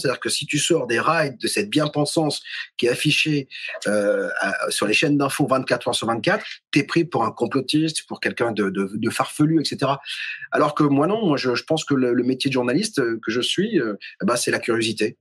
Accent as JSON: {"language": "French", "town": "Toulouse", "region": "Occitania", "country": "France", "tie": "born or raised there", "said": "je vivais dans une maison, je suis toulousain, à côté de Toulouse. Et vers 3-4 ans, visiblement, j'étais dans une chambre dans cette maison à Saint-Martin-du-Touche"}